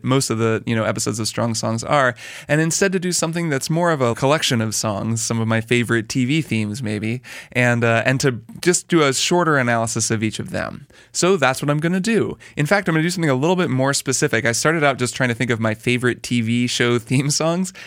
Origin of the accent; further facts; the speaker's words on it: Indiana, United States; I grew up in Indiana and did marching band in high school